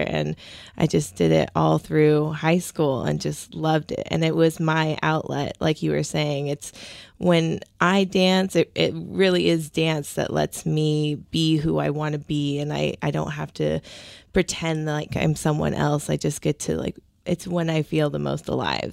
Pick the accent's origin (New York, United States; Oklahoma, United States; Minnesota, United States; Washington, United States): Washington, United States; Seattle; I grew up in Ballard